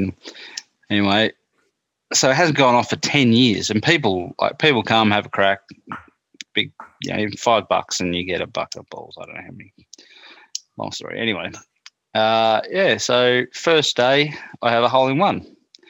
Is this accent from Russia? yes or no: no; Maldon, East of England, United Kingdom; what you got to realize is that I'm from Maldon. I've lived there virtually my whole life.